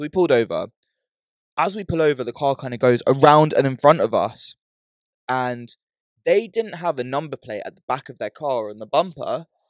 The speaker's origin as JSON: {"language": "English", "country": "United Kingdom", "said": "we're from the UK."}